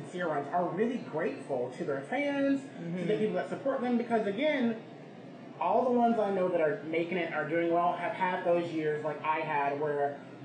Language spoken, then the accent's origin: English; Georgia, United States; now in New York City, United States; I grew up in Georgia